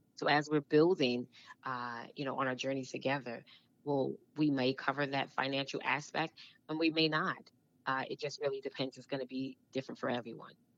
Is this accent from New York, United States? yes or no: yes; New York City, New York, United States; moved away as an adult; also born or lived in New Jersey; I grew up in Brooklyn, New York